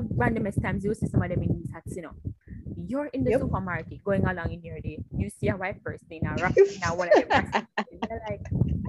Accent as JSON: {"language": "English", "country": "Jamaica", "said": "if my Jamaican card I get revoked"}